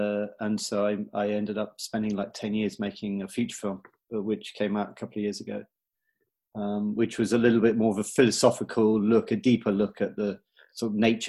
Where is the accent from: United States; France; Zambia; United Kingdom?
United Kingdom; I'm British. I grew up around the UK, a military family, Christian, went to like English boarding school, joined the Marines as an officer.